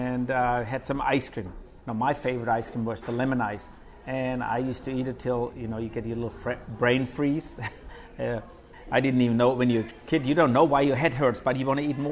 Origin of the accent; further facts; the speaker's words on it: Germany; now in Manchac, United States; When I grew up in Germany